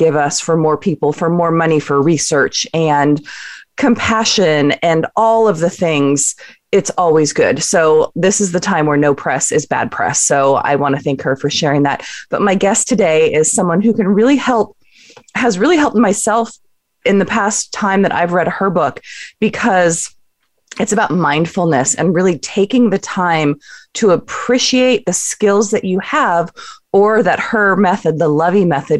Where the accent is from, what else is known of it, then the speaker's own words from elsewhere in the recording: Southern California, United States; moved away; I grew up in the Southern California area